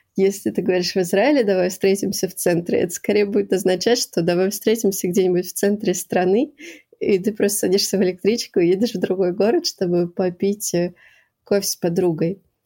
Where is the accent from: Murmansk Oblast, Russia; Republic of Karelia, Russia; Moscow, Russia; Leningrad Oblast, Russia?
Moscow, Russia; moved away as an adult; also born or lived in Acre, Israel; now in Quebec, Canada; я всю жизнь жила в Москве. Я родилась в Москве